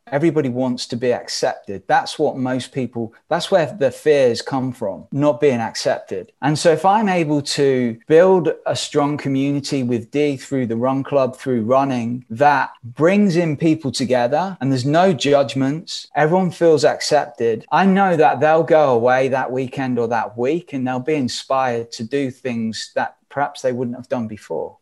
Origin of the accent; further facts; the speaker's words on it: England, United Kingdom; moved away as an adult; now in United States; I'm stood here living in America. We're from England.